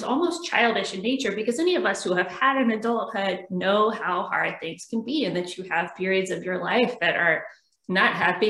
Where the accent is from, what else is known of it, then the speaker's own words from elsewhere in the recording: Richmond, Virginia, United States; also born or lived in Auckland, New Zealand; I'm from Richmond too